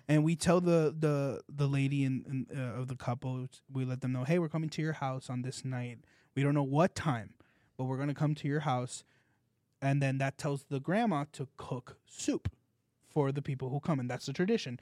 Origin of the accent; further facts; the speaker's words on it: California, United States; now in South Florida, United States; I'm from California